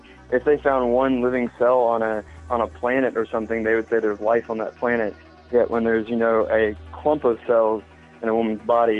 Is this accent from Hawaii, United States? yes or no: no; Charleston, South Carolina, United States; I'm from Charleston, South Carolina.